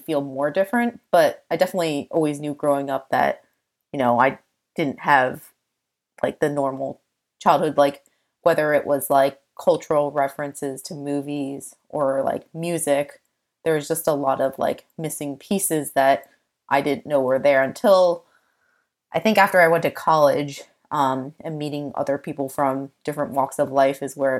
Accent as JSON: {"language": "English", "country": "United States", "tie": "born or raised there", "said": "And I think that growing up in America, like there's just certain things that are just quote unquote weird to someone who doesn't grow up in an Asian household."}